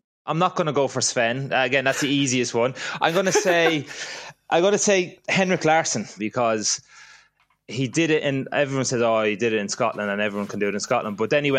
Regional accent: Ireland; now in Birmingham, United Kingdom; I'm from Ireland and currently living in Birmingham.

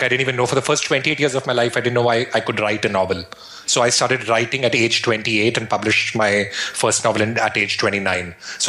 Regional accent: Shimla, Himachal Pradesh, India; I grew up in the Himalayas in India in a place called Shimla. And Shimla is right at the foothills of the Himalayas in the north of India.

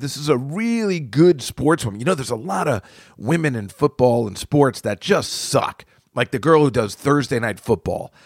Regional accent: United States; I'm from America

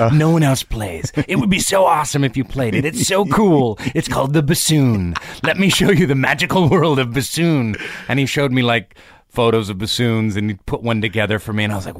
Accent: Seattle, Washington, United States; Suburban Seattle. I did.

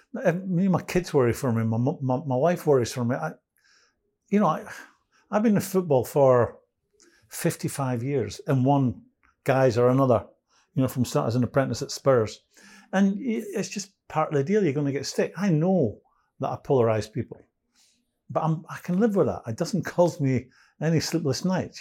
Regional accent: Edinburgh, Scotland, United Kingdom; I'm from Edinburgh

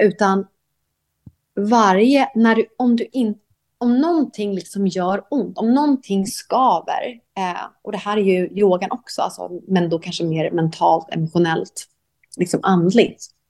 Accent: Sweden; moved away as an adult; also born or lived in Thailand; now in Koh Samui, Thailand; jag är svensk ju

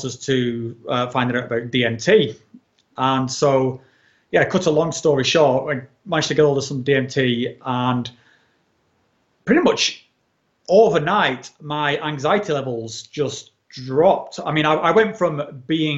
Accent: England, United Kingdom; moved away as an adult; also born or lived in mainland Europe; when I was in like my late 30s, I relocated from England into sort of mainland Europe

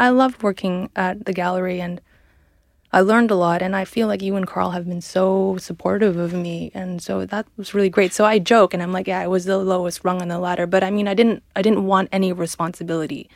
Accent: Canada; moved away; I come from Canada

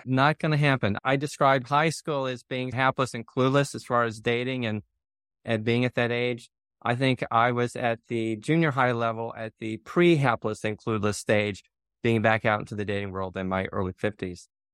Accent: near Nashville, a very small town in Tennessee, United States; moved away; I'm from a very small town in Tennessee is where I grew up, not far from Nashville

